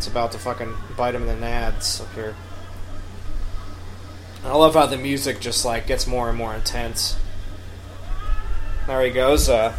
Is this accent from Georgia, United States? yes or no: no; New York, United States; New York. My hometown's